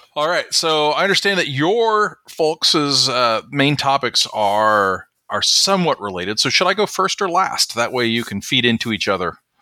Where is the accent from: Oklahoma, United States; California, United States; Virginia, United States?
Oklahoma, United States; moved away; my home state